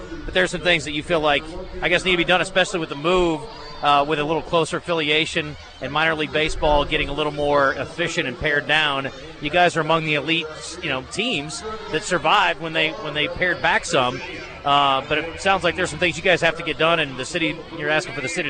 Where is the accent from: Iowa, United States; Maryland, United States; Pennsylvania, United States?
Iowa, United States; Girl, I'm from Iowa.